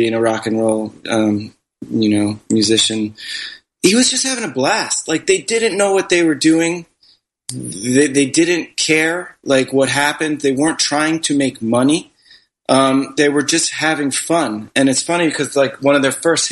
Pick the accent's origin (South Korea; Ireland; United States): United States; growing up in America